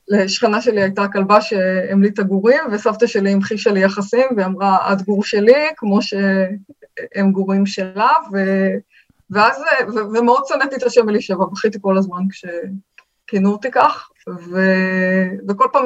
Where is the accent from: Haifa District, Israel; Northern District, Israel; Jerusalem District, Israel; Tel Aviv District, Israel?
Tel Aviv District, Israel; Tel Aviv; בתל אביב רמת גן.